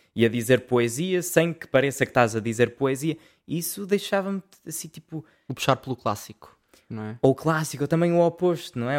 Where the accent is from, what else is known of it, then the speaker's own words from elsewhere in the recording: Portugal; eu sou português